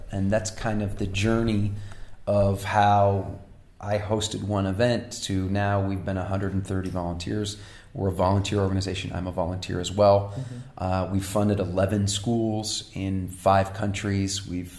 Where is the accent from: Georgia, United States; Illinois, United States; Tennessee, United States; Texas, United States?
Illinois, United States; Wheaton; now in Madrid, Spain; I'm from Chicago, and her answer was, I'm also from Chicago. And I go, well, from a smaller town outside, western suburb called Wheaton.